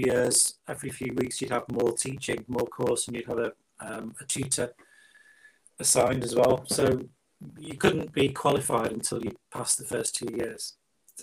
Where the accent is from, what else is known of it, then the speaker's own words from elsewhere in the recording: Buxton, East Midlands, United Kingdom; I grew up in the Peak District in Buxton.